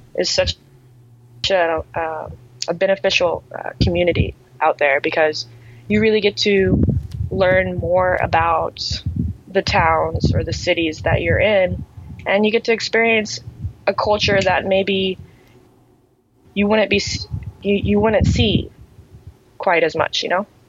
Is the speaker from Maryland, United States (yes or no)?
no; Cape Canaveral, Florida, United States; I am in Cape Canaveral, Florida. It's my hometown. So lived here my entire life